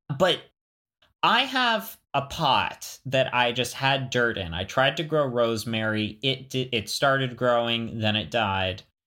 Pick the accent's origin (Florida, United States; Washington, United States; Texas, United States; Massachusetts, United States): Florida, United States; moved away; also born or lived in the American West; growing up in Florida